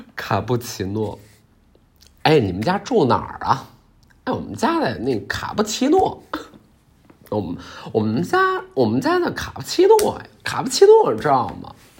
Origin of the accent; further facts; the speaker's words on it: Heilongjiang, China; 我是东北人，黑龙江，边陲，离俄罗斯也非常近